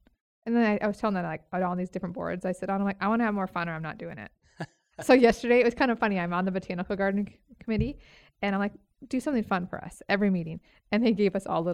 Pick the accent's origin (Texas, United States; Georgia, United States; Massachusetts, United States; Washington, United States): Washington, United States; Woodinville; moved away as an adult; also born or lived in Seattle; now in Idaho, United States; I grew up in Woodinville, Monroe area